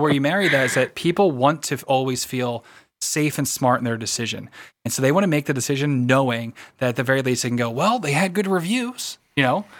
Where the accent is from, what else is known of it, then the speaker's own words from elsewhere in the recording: United States; I am American